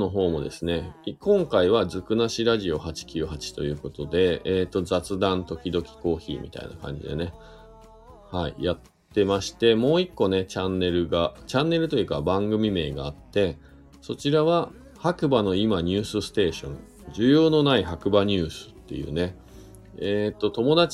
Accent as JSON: {"language": "Japanese", "region": "Shizuoka", "country": "Japan", "said": "いやー、あのね、僕静岡出身なんですよ。東、東部ですけどね、東部。"}